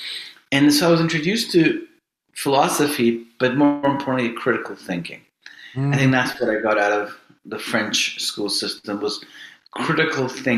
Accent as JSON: {"language": "English", "country": "Iran", "tie": "born or raised there", "also_born_or_lived": "Toronto, Canada", "moved": "yes", "said": "My upbringing, I was born in Iran and kind of in a non-religious family"}